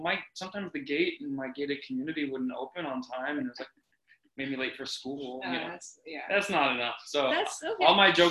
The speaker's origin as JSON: {"language": "English", "town": "Reno", "region": "Nevada", "country": "United States", "said": "I'm from Reno, Nevada."}